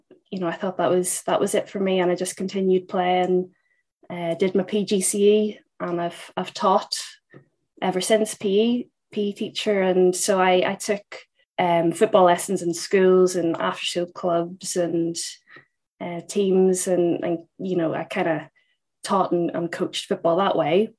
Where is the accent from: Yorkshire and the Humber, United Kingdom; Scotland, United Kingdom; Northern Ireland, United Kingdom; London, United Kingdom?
Northern Ireland, United Kingdom; moved away as an adult; also born or lived in Liverpool; I'm from Northern Ireland, and I played a pretty decent standard over there, dabbled in the under-17s Northern Ireland squad, and then went to university in Liverpool